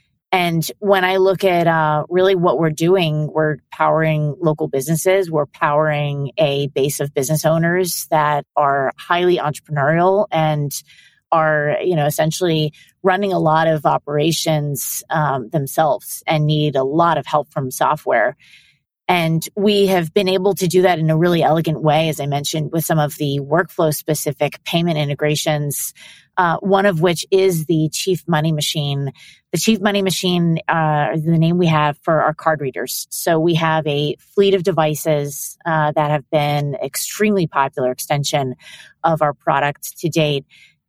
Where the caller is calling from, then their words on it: New York City, New York, United States; I am calling in from New York City.